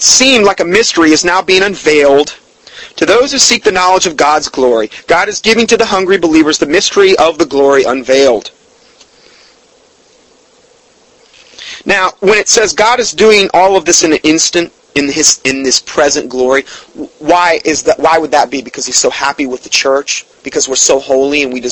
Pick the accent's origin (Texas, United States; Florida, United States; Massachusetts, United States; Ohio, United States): Florida, United States; Fort Myers; my hometown. And Fort Myers, Florida